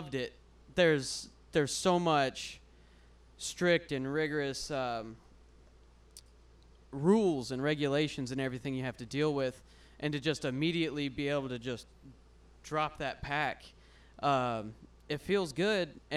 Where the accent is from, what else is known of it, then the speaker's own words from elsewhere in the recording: Central Texas, United States; I was born in Central Texas